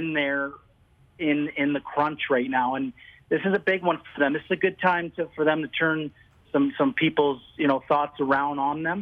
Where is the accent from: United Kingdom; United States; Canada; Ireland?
Canada; Ottawa, Ontario; I grew up in Ottawa